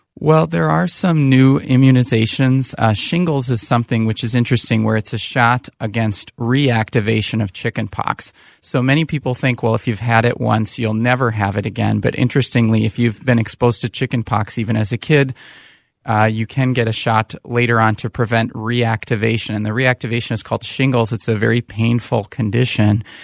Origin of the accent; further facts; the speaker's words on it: Saint Paul, Minnesota, United States; also born or lived in Chicago area / Bay Area; born and raised in Saint Paul, Minnesota